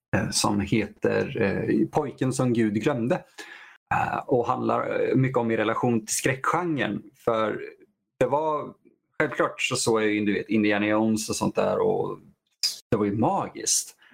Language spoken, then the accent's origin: Swedish; Vadstena, Östergötland, Sweden; I vår hem, eh, hemstad jag är uppvuxen i Vadstena.